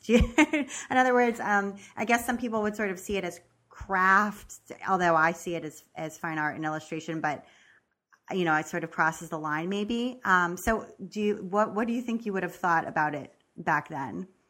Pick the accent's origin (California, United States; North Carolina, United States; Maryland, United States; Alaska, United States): Maryland, United States; moved away; I'm also originally from Maryland